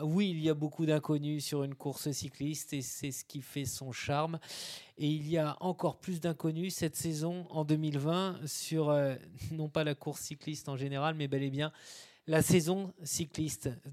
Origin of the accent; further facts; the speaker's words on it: Brittany, France; chez nous, en Bretagne